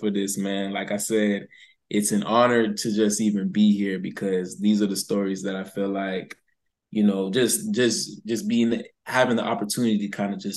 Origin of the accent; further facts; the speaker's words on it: West Palm Beach, Florida, United States; I'm from West Palm Beach, Florida